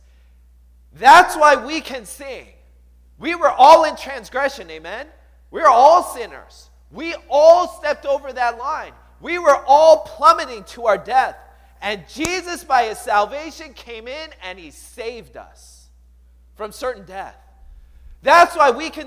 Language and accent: English; Seattle, Washington, United States; I grew up in the Seattle area. And I moved there when I was 8 years old.